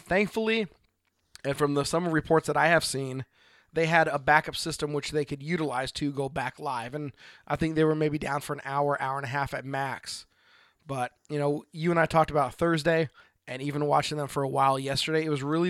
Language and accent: English; Oregon, United States; from Oregon